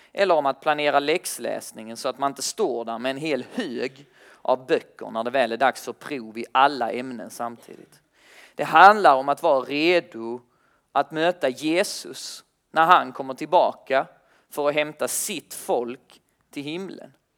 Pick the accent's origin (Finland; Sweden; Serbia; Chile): Sweden; Kristianstad, Skåne; now in Lund, Sweden; jag bor i Lund tillsammans med, eh, men jag kommer från Kristianstad